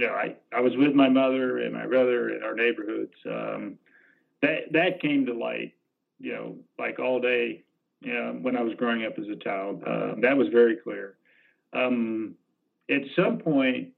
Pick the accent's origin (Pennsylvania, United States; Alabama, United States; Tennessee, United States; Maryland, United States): Alabama, United States; growing up in Alabama in middle school